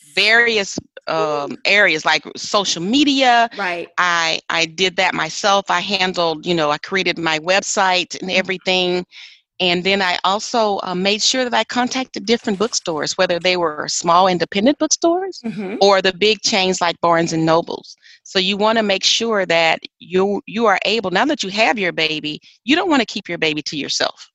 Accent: Arkansas, United States; moved away; I'm originally from Arkansas

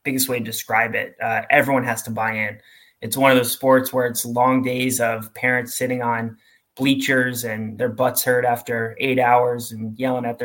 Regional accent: New Jersey, United States; moved away as an adult; also born or lived in Pennsylvania; now in Georgia, United States; I grew up in New Jersey.

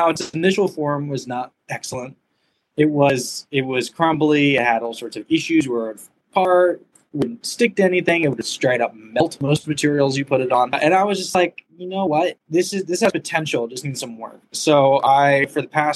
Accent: California, United States; moved away as an adult; also born or lived in Arizona; I'm originally from California where the weather is somewhat more amenable

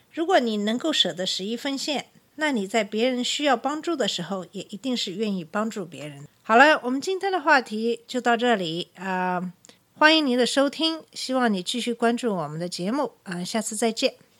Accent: China; 作为中国人

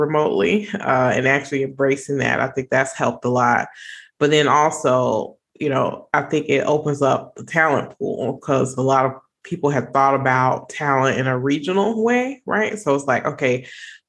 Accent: Chicago, Illinois, United States; I'm a Chicagoan

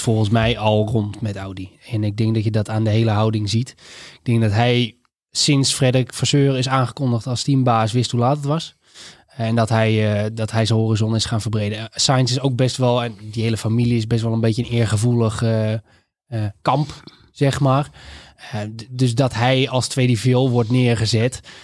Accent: Netherlands; als Nederlanders

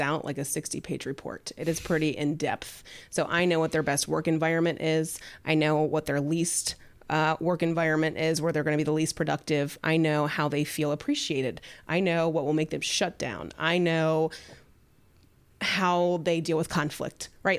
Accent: the South, United States; moved away; I'm from the South

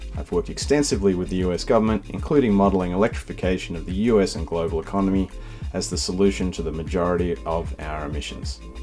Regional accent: Sydney, New South Wales, Australia; moved away as an adult; also born or lived in United States; I grew up in Sydney

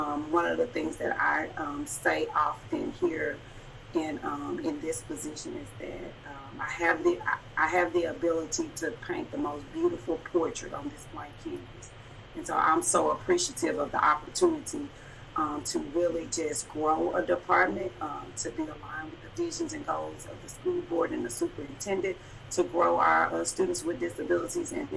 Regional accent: Dallas, Texas, United States; I'm from Dallas, Texas

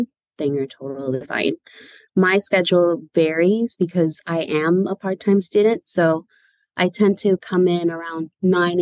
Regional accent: San Francisco, California, United States; So I was born and raised in San Francisco. I'm a San Francisco native. I've lived here all my life

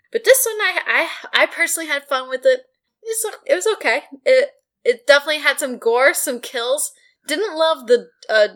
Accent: Long Island, New York, United States; Montauk, we're from Long Island

